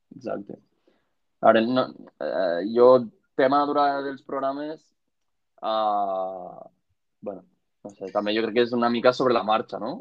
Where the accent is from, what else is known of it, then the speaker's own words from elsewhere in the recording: Catalonia, Spain; a més som catalans